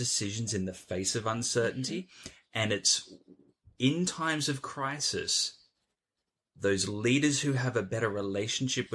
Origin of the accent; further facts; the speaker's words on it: Australia; now in London, United Kingdom; I'm an Australian sitting in Zone 1 London.